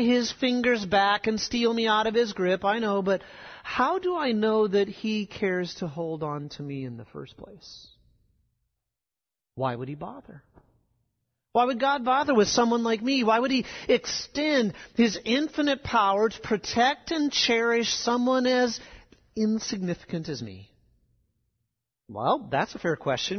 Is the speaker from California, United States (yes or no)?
no; South Dakota, United States; moved away; where I grew up in South Dakota, we get rain in the summer thunderstorms